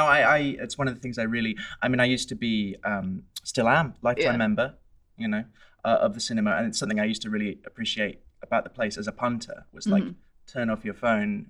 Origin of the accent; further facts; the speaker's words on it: London, United Kingdom; I'm from London. London girl, born and raised.